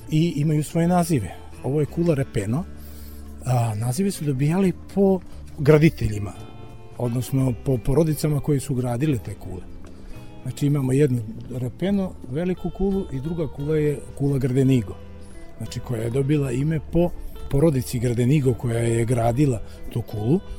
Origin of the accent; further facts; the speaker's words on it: Budva, Budva Municipality, Montenegro; kod nas u Budvi